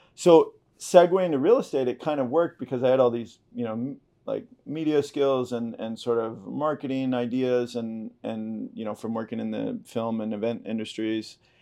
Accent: Topanga, California, United States; moved away as an adult; also born or lived in Los Angeles / San Francisco / France; now in Malibu, United States; I grew up in Topanga Canyon, which is basically like the, it's a little town, um, just south southeast of Malibu

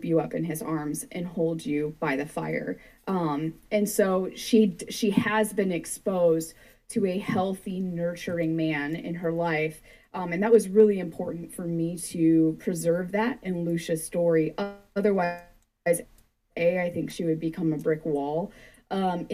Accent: Michigan, United States; I'm from Michigan

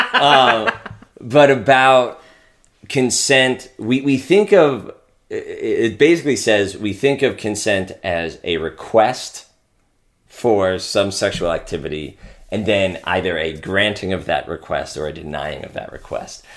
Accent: Pennsylvania, United States; I'm from Pennsylvania

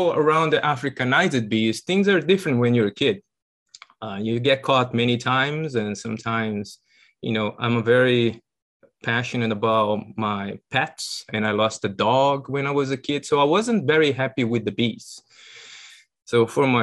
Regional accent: São Paulo, Brazil; moved away as an adult; now in United States; I'm originally from Brazil

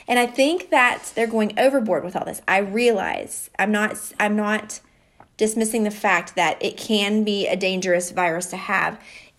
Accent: Covington, Kentucky, United States; I'm from Kentucky, not Louisville. I'm from Covington, like Cincinnati area or whatever.

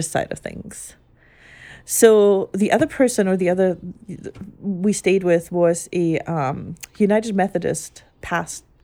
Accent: Germany; growing up in Germany and ever only ever going to Catholic church.

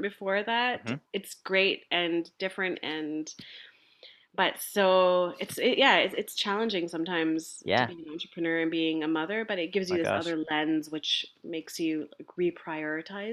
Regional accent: Vancouver, British Columbia, Canada; I'm born and raised in East Vancouver

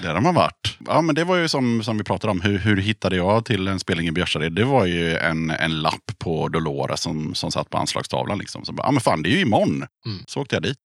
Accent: Tranås, Jönköping County, Sweden; Jag kommer ju från Tranås, så där spelade ju alla band med trummaskin

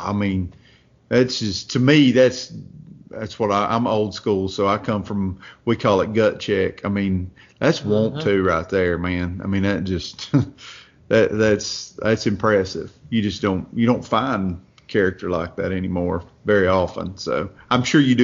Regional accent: Watauga, Tennessee, United States; I'm from a little place up in Northeast Tennessee called Watauga. It's when I say hillbilly, it's hillbilly.

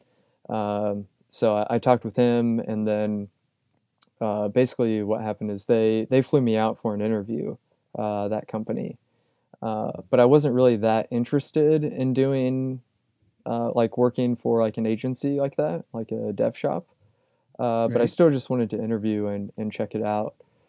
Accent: Louisville, Kentucky, United States; also born or lived in Indiana; I grew up in the Louisville, Kentucky area, like Southern Indiana, Louisville, Kentucky. And I was interested in getting out of the Midwest for sure.

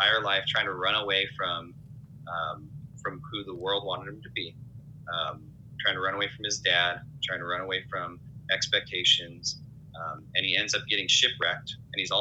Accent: Riverside, California, United States; I'm from Riverside, California, born and raised

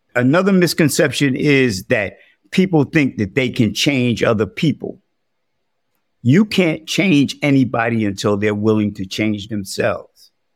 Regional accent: New York City, New York, United States; I was born and raised in the South, the South Bronx, that is.

